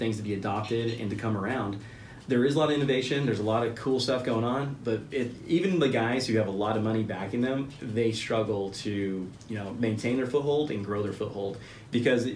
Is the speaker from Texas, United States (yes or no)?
yes; Boerne, Texas, United States; growing up in my community, I grew up in Central Texas.